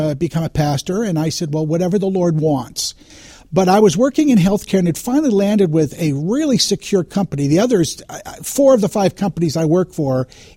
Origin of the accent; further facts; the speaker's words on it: New England, United States; now in Kentucky, United States; I grew up in New England